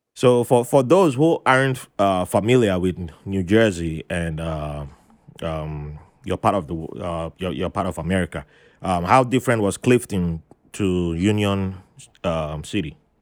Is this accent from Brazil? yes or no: no; Nigeria; moved away; as a kid growing up in Nigeria